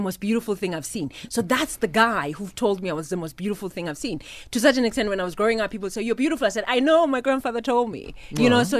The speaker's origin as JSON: {"language": "English", "town": "Vrede", "region": "Free State", "country": "South Africa", "tie": "born or raised there", "said": "My hometown where I was born."}